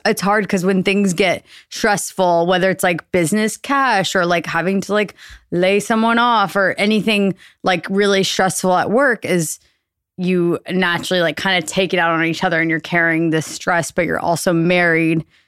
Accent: Austin, Texas, United States; born or raised there; moved away as an adult; also born or lived in New York

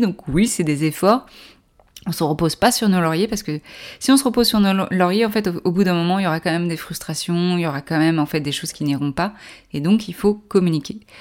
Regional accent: France; Je suis française

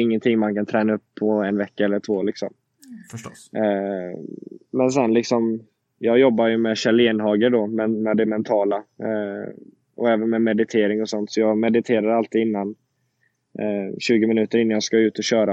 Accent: Sweden; moved away as an adult; now in Indianapolis, United States; jag är hemma nu i Sverige

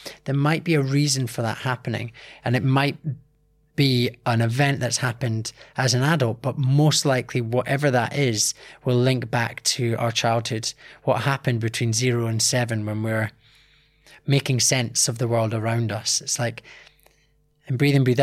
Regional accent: Scotland, United Kingdom; from a young age doing martial arts, growing up in Scotland

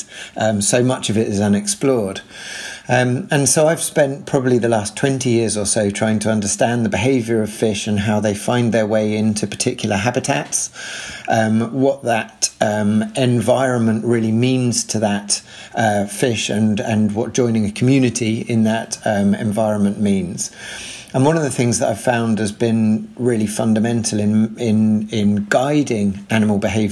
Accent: London, United Kingdom; I grew up in North London

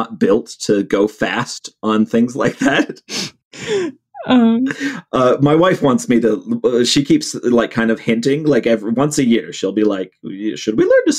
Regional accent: outside of Cleveland, Northeast Ohio, United States; that's where I grew up. This was outside of Cleveland.

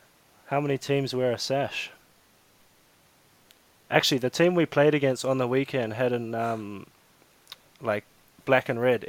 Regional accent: New Zealand; I'm a Kiwi.

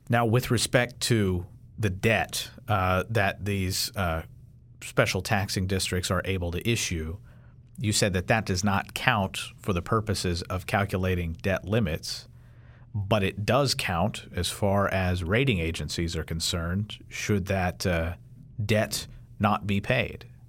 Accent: Kentucky, United States; I'm from Kentucky

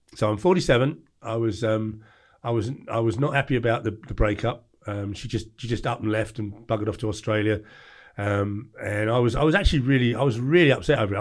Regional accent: England, United Kingdom; I was like, "England."

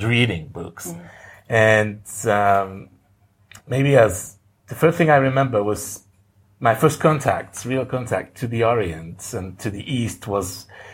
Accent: Niort, Nouvelle-Aquitaine, France; moved away as an adult; also born or lived in Paris; now in Barcelona, Spain; I was born in France, in the west of France, in Niort, a small town

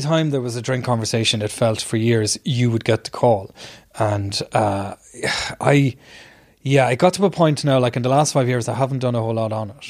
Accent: Ireland; I was doing work overseas as an Irish journalist

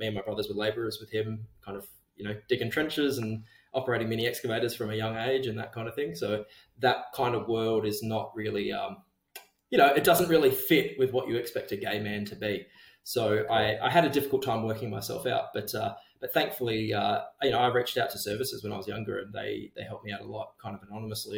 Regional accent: Geraldton, Western Australia, Australia; Growing up in Jero, kind of, it's like this weird middle

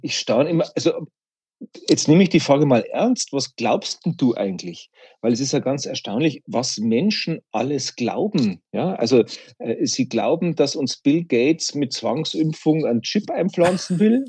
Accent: Bavaria, Germany; Ich bin in Bayern geboren und evangelisch

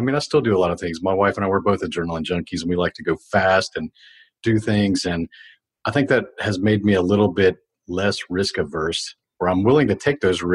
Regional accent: Houston, Texas, United States; I grew up in a predominantly white ethnicity, redneck neighborhood, for better lack of words, because we're here in Texas. Houston, yes, still my hometown.

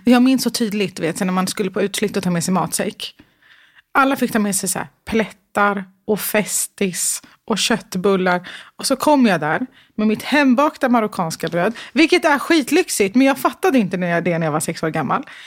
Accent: Stockholm, Stockholm County, Sweden; Södermalm i Stockholm. Mm. Eh, Götgatan. Mm. Jättecentralt.

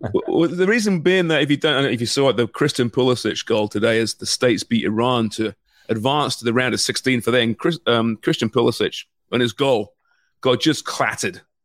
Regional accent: Canada

